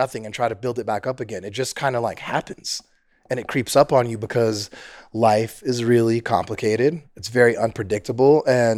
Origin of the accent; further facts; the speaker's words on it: San Francisco, California, United States; I was raised in San Francisco.